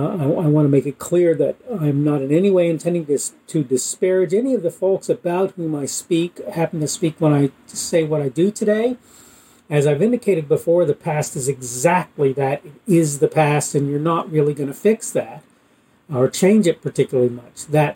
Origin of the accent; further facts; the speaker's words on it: Australia; having been one who grew up, spent part of his time growing up in Australia, I saw a country that was basically autonomous, even though it was technically under the Queen.